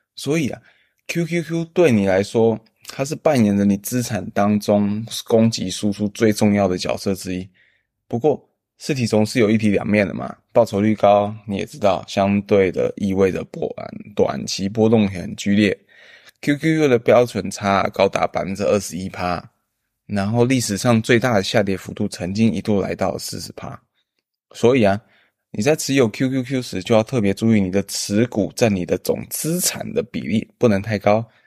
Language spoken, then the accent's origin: Chinese; Taiwan; 我们台湾人